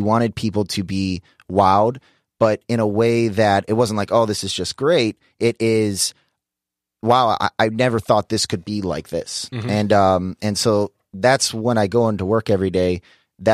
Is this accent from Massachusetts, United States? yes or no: no; Detroit, Michigan, United States; You know, I grew up in the Midwest in Detroit. Back then, Detroit, you know, wasn't this food mecca.